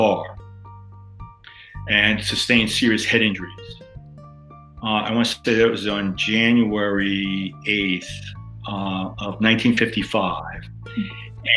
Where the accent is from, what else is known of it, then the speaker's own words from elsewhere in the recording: New York City, New York, United States; growing up in Queens in a more urban area